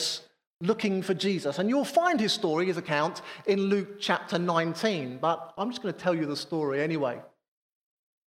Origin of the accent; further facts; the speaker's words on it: Harrow, London, United Kingdom; I was fortunate enough to work in the centre of town. My offices were right there in the centre of Harrow